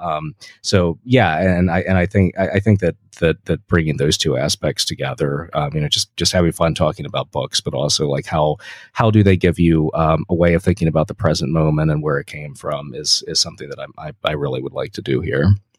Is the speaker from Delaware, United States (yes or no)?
yes; Delaware, United States; I'm from Delaware